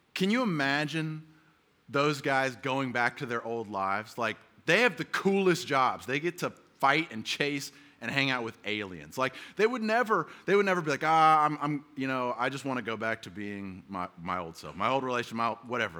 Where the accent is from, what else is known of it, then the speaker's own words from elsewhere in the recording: the South, United States; now in San Diego, United States; I grew up in the South